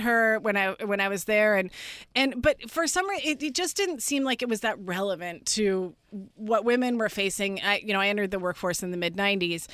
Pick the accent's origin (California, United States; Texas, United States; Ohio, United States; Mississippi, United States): California, United States; Northern; I grew up in Northern California.